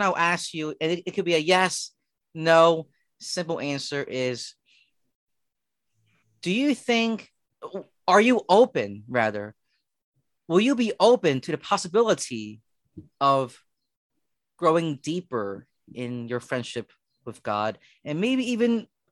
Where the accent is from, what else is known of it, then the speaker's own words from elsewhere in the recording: Philadelphia, Pennsylvania, United States; growing up in Philadelphia, you know, we live in row homes